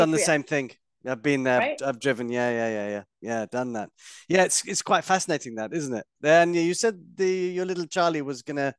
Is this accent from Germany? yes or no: no; India; I'm an Indian that doesn't really watch Bollywood movies